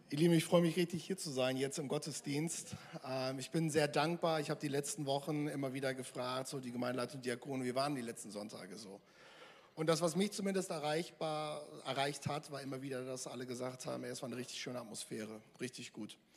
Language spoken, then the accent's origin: German; Mülheim an der Ruhr, North Rhine-Westphalia, Germany; ich komme eigentlich aus Mühlheim an der Ruhr